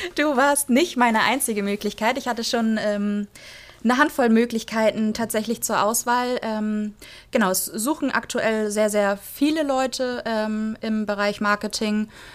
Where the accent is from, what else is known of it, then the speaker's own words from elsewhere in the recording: Flensburg, Schleswig-Holstein, Germany; Ich komme tatsächlich aus Flensburg